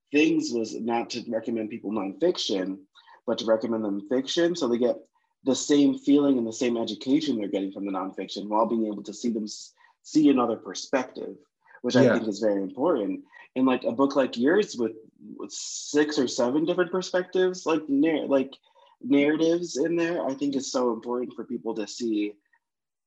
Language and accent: English; Connecticut, United States; I'm from Connecticut, so I'm from right outside of New York